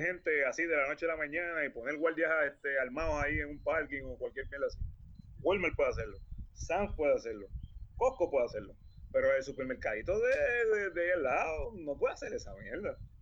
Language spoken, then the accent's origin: Spanish; Puerto Rico; somos puertorriqueños y, lo sabemos, porque vivimos aquí